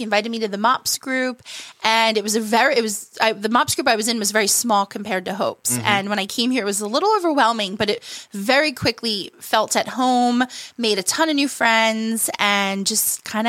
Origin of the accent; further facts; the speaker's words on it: West Berlin, New Jersey, United States; I was born and raised in South Jersey. I grew up in West Berlin with my parents, Betty and Joe, and my two younger brothers, Kyle and Dominic.